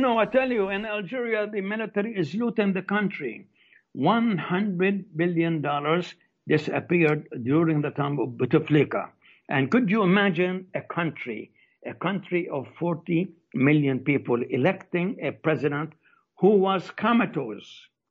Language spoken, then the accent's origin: English; Palestine; also born or lived in United States; now in Morocco; as a Palestinian